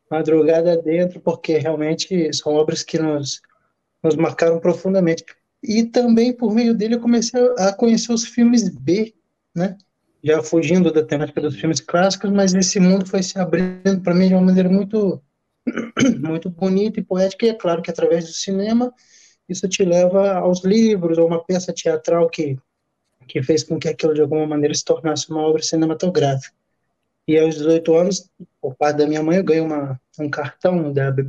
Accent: Campos dos Goytacazes, Rio de Janeiro, Brazil; Eu sou do, natural da, do interior de, do Rio, na né, cidade de Campos Goitacazes

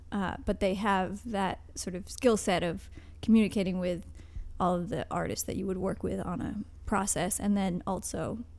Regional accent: Newbury, Vermont, United States; moved away; also born or lived in New York; When I was little, I lived in Vermont.

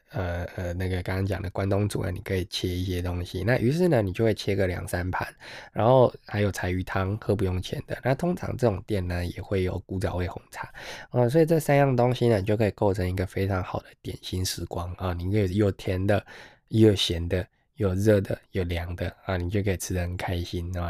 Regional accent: Xuejia, Tainan, Taiwan; 在学甲，我的故乡

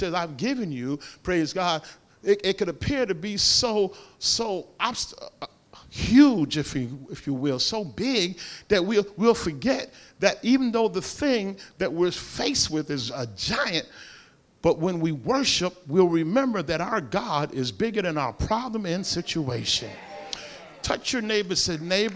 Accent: Paterson, New Jersey, United States; I'm from Patterson

